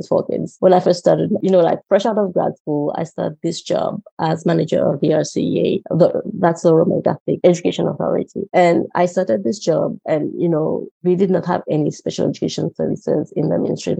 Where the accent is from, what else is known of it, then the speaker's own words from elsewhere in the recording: Rodrigues Island, Mauritius; first language Mauritian Creole; English is a second language; moved away as an adult; also born or lived in Minnesota, United States; I am from Rodrigues Island in the Republic of Mauritius in the Indian Ocean. And I grew up speaking Creole